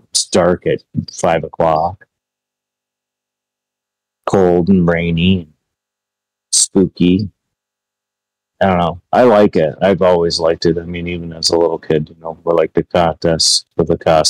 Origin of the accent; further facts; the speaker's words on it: Ohio, United States; now in New York, United States; now that I live in New York and I grew up in Ohio